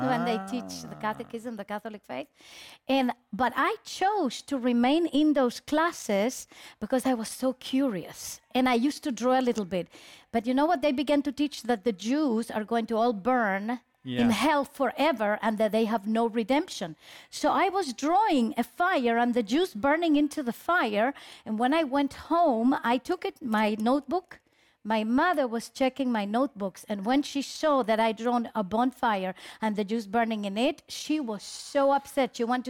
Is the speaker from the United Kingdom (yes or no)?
no; Chile; also born or lived in Israel; Chilean, yes.